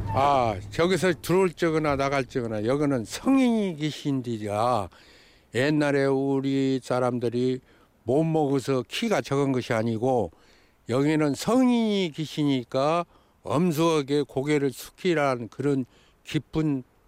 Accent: Buan, North Jeolla, South Korea; now in Jeonju, South Korea; 고향은 전라북도 부안 주산민이고요

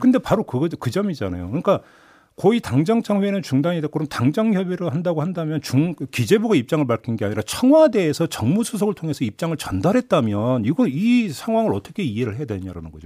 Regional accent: Boryeong, South Chungcheong, South Korea; born or raised there

